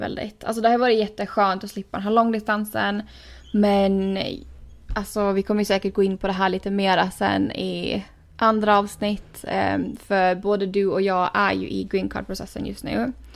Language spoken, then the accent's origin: Swedish; Åland Islands; moved away as an adult; now in United States; som man är van vid hemma på Åland